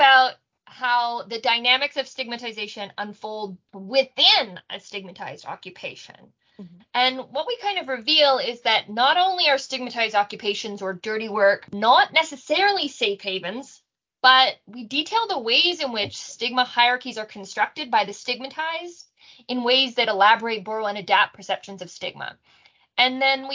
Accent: Canada; also born or lived in Australia / Israel / New Zealand; I'm a Canadian through and through

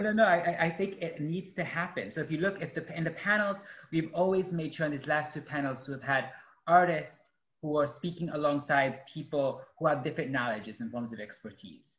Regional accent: Guanajuato, Mexico; also born or lived in upstate New York; now in United States; I am an artist, activist, organizer, originally from Guanajuato, Mexico

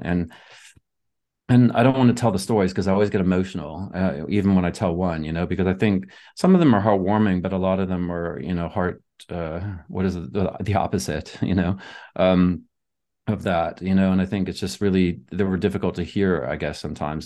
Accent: Southern United States, United States; moved away; I grew up in the Southern United States

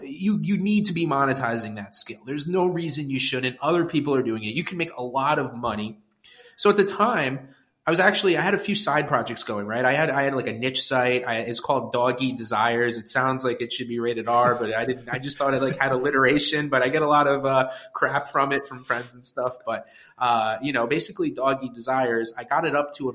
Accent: Westchester, New York, United States; also born or lived in Connecticut; now in New York City, United States; I grew up in Westchester, New York, which is a suburb just north of New York City

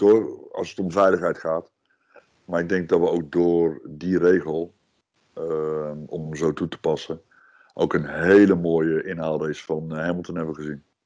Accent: Netherlands; ik ben Nederlander

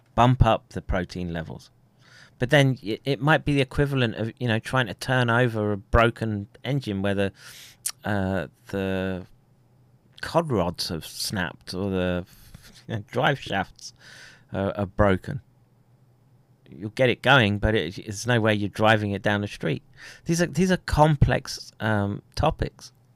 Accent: Colorado, United States; moved away; I grew up in Colorado

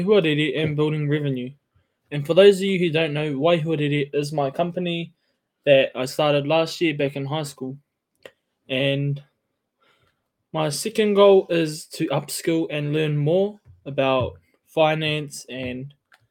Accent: Tokoroa, Waikato, New Zealand; I'm from Tokoroa

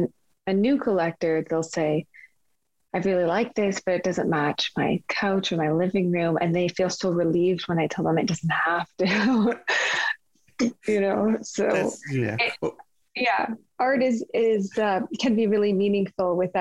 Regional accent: Kingston, Ontario, Canada; also born or lived in Regina, Saskatchewan; growing up in Kingston

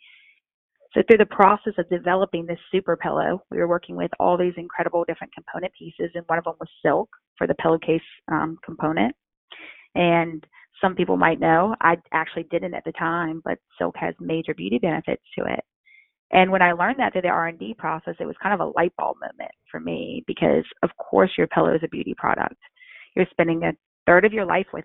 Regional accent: North Carolina, United States; I come from North Carolina

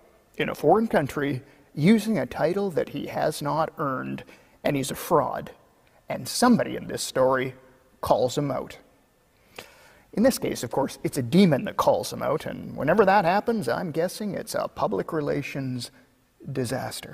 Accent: Kelowna, British Columbia, Canada; my hometown of Kelowna

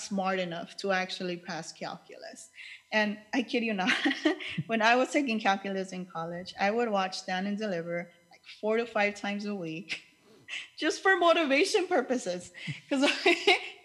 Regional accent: Los Angeles, California, United States; I grew up in East

